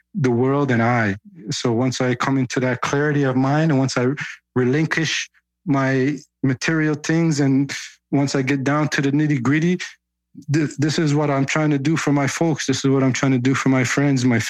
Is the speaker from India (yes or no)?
no; Canada; because I grew up in Canada